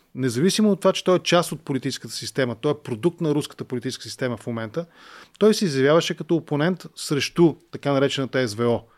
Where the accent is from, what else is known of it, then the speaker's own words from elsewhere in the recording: Bulgaria; Аз съм българин, просто не знам украински и затова ви говоря на руски